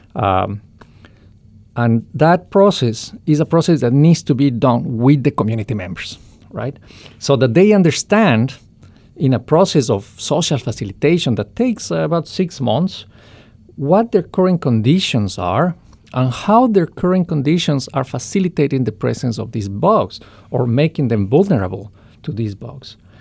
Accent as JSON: {"language": "English", "country": "Ecuador", "said": "in Ecuador, uh, my home country"}